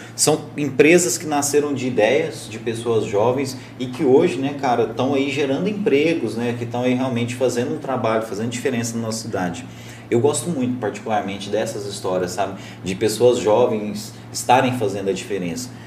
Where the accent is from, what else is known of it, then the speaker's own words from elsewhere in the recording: Morrinhos, Goiás, Brazil; now in Caldas Novas, Brazil; eu sou de Morrinhos